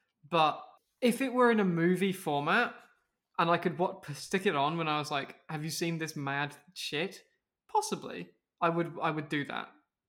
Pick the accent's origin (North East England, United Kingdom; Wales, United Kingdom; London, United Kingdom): Wales, United Kingdom; I'm also Welsh. I just don't have the accent anymore.